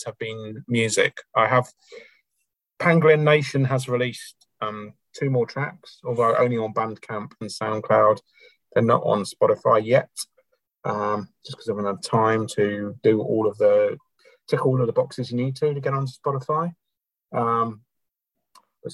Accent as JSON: {"language": "English", "country": "United Kingdom", "moved": "yes", "lives_now": "Auckland, New Zealand", "said": "being British"}